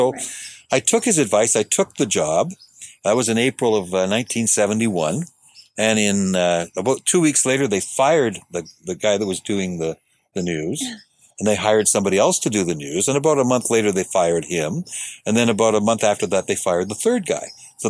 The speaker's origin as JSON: {"language": "English", "town": "Sudbury", "region": "Ontario", "country": "Canada", "tie": "born or raised there", "said": "Because growing up in Sudbury, the golf courses didn't open sometimes till June."}